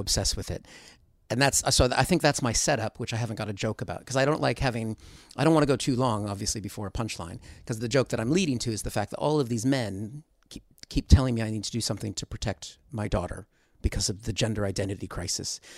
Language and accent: English; United States; moved away as an adult; I'm from America, but I've been here for twenty-two years